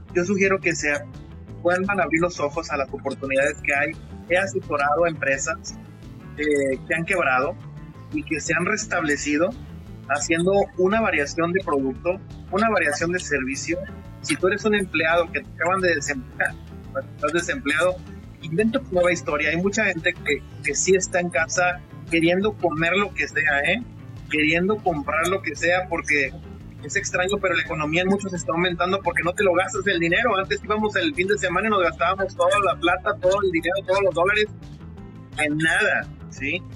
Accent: Mexico; actualmente en mi país, en México

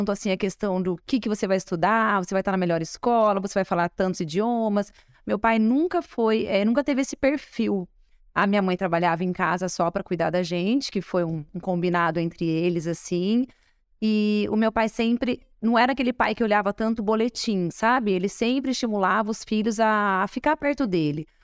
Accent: Espírito Santo do Pinhal, São Paulo, Brazil; born there; nascemos em Pinhal.

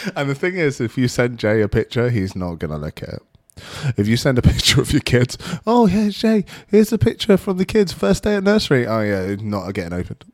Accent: United Kingdom; because I'm British

